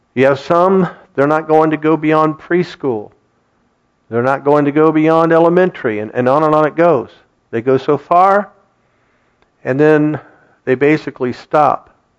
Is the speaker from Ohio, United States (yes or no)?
yes; Kettering, Ohio, United States; Kathy and I grew up in Kettering, and we attended that school system